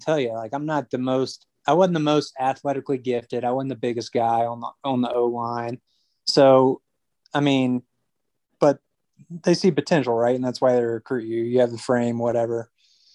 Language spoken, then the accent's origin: English; Jackson, Mississippi, United States; us growing up in Jackson